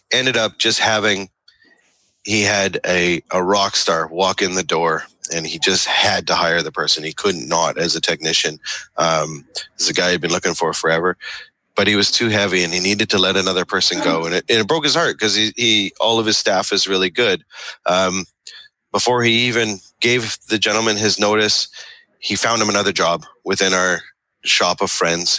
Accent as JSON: {"language": "English", "country": "Canada", "said": "I'm Canadian"}